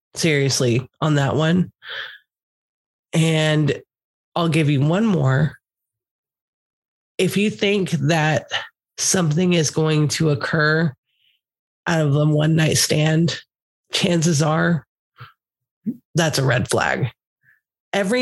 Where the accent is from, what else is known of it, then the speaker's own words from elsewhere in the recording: Texas, United States; I'm from Texas